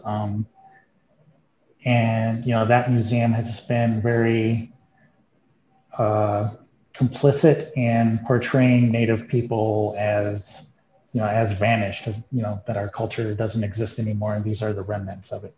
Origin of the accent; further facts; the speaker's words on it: Arizona, United States; also born or lived in Santa Fe; growing up in Arizona in the you know 70s and 80s